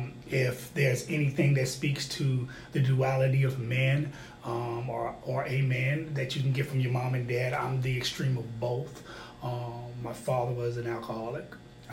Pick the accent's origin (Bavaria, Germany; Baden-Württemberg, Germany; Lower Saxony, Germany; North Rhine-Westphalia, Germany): Bavaria, Germany; Neu-Ulm; born there; So I was born in New Ulm, Germany, as a military brat.